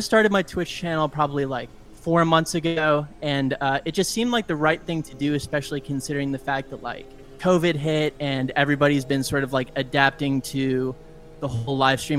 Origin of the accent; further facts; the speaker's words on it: Madison, Wisconsin, United States; moved away as an adult; now in Nashville, United States; freelance musician guy here in Nashville for the last like 10 or so years since I moved here. I was originally from Madison, Wisconsin.